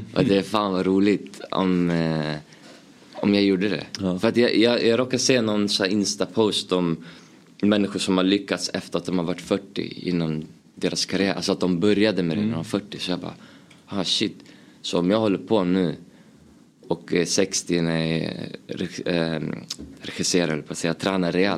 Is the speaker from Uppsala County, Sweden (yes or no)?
yes; Uppsala, Uppsala County, Sweden; Jag är uppväxt, uppvuxen i Gränby, Uppsala